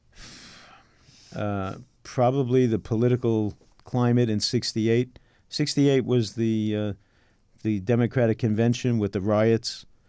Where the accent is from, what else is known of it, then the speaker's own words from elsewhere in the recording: New York City, New York, United States; also born or lived in Queens; I was born in Brooklyn